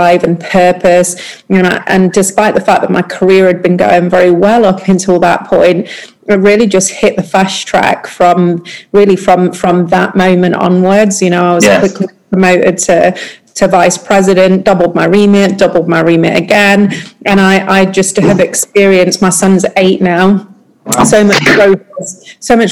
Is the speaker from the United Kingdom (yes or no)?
yes; United Kingdom; moved away; being British